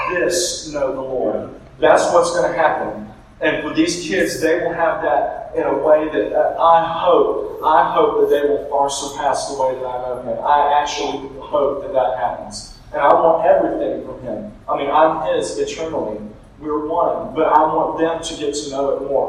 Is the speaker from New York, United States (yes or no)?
no; Middle Georgia, United States; I'm from Middle Georgia. I went to college in South Georgia